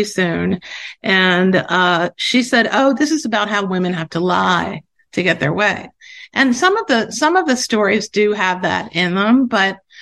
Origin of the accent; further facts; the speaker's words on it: Baltimore, Maryland, United States; moved away as an adult; now in New York City, United States; I grew up in Baltimore, actually